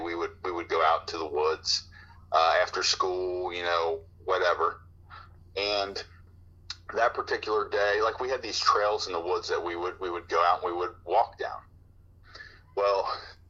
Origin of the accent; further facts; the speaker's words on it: Cincinnati, Ohio, United States; I grew up in the suburbs. I grew up in Delhi, which is over on the west side of the city of Cincinnati.